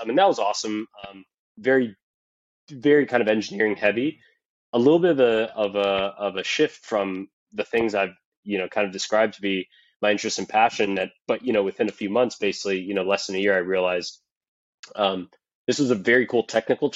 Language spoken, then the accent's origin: English; Miami, Florida, United States; also born or lived in San Francisco; born and raised in Miami, Florida